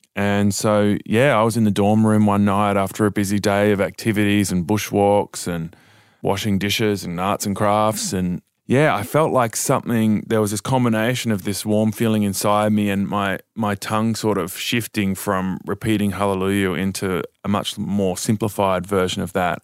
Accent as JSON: {"language": "English", "town": "Dubbo", "region": "New South Wales", "country": "Australia", "tie": "born or raised there", "said": "I was born in Dubbo and I was born into this church called the Revival Centres"}